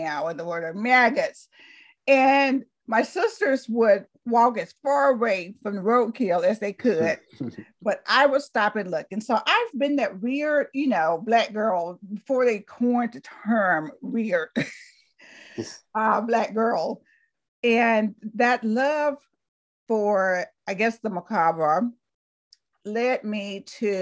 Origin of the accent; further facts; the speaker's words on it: Talladega, Alabama, United States; moved away as an adult; also born or lived in Berkeley, California; I was born in Talladega, Alabama